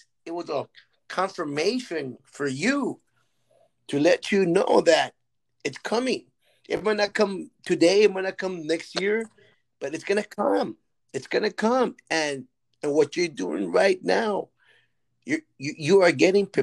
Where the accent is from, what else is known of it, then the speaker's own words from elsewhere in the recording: Texas, United States; moved away; In my hometown, in my county, in Texas, there's nothing. There's no conferences. There's no nothing in the valley.